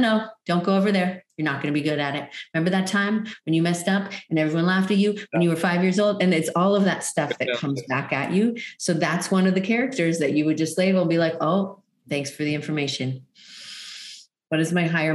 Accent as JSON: {"language": "English", "country": "Canada", "also_born_or_lived": "Hawaii Island, Hawaii", "moved": "as an adult", "lives_now": "Maui, United States", "said": "I'm originally from Canada"}